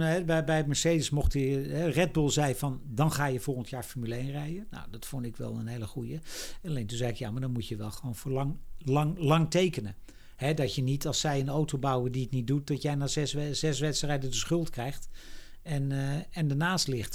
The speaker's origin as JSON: {"language": "Dutch", "country": "Netherlands", "said": "als Nederlanders"}